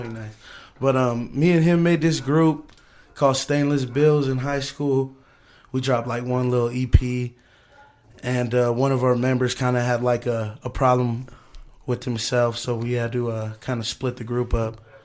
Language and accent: English; Pueblo, Colorado, United States; I'm from South Pueblo, born and raised.